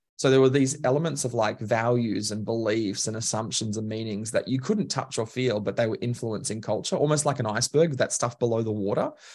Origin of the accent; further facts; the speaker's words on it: Queensland, Australia; now in Melbourne, Australia; I describe myself as Queenslander by birth, Melbourneian by choice